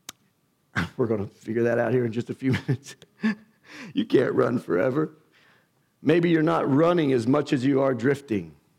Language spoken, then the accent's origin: English; United States; us being American has nothing to do with our faith